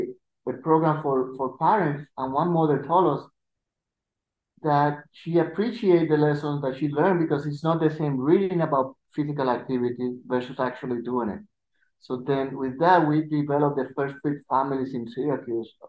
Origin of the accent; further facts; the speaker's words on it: Puerto Rico; accent: Puerto Rican; English is a second language; I have a Puerto Rican accent